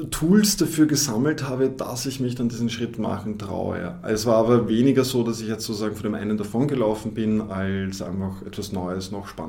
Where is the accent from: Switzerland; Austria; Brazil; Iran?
Austria; now in Düsseldorf, Germany; ich ähm, bereue keine Sekunde die Entscheidung nach Düsseldorf gegangen sind. Gerade als Österreicher hat man ja oftmals so die Idee, das große Deutschland, das ist ja eh quasi wie Österreich